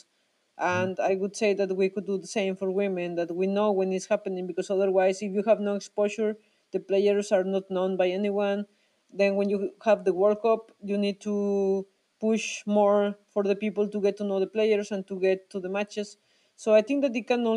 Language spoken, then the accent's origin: English; Mexico; moved away as an adult; also born or lived in Switzerland; I'm from Mexico